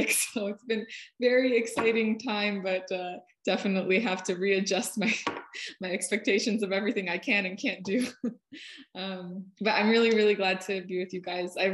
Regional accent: Russia; now in United States; my parents and I immigrated from Russia. So I, I speak a little bit of Russian. It's enough to get

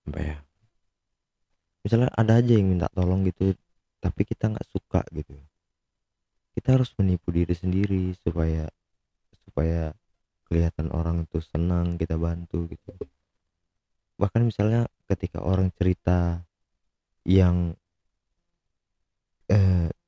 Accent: Medan, North Sumatra, Indonesia; mungkin karena aku orang Medan ya jadi nggak lucu-lucunya gitu

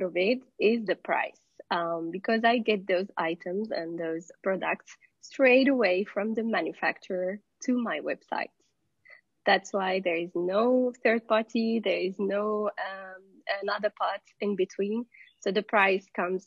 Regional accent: Morocco; I'm from Morocco.

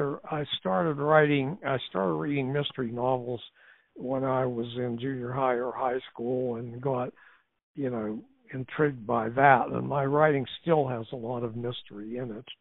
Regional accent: Clairton, Pennsylvania, United States; I grew up in a mill town, Clairton, Pennsylvania

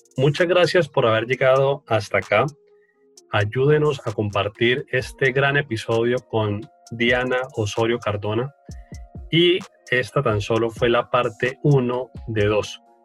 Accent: Colombia; soy colombiano

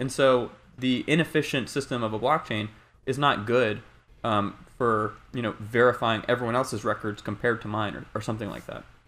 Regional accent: North Carolina, United States; now in Bay Area, United States; I'm initially from North Carolina

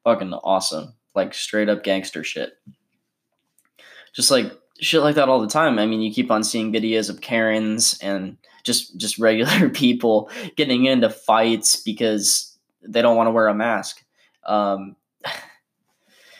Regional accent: California, United States; my home state of California

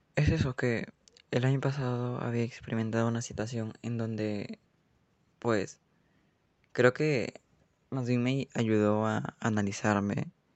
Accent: Peru; en mi país, en Perú

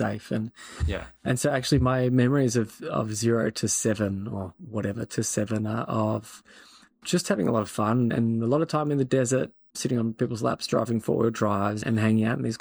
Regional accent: Sydney, New South Wales, Australia; born or raised there; also born or lived in Riyadh, Saudi Arabia

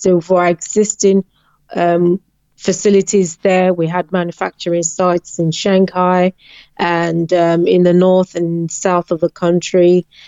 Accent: Western Nigeria, Nigeria; moved away; also born or lived in China; I grew up in the western part um, of the countries, which was relatively peaceful and safe.

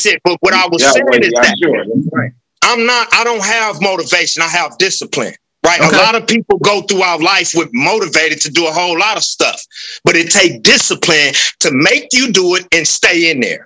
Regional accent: Los Angeles, California, United States; moved away; I grew up in South

